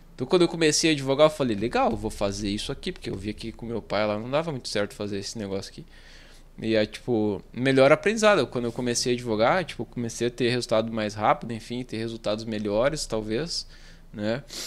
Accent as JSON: {"language": "Portuguese", "town": "Santo Ângelo", "region": "Rio Grande do Sul", "country": "Brazil", "said": "Ah, na verdade eu sou de Santo Ângelo, sou mais do interior aqui"}